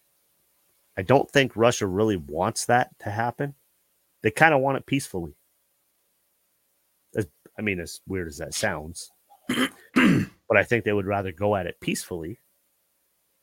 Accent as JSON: {"language": "English", "country": "Canada", "said": "I'm a Canadian."}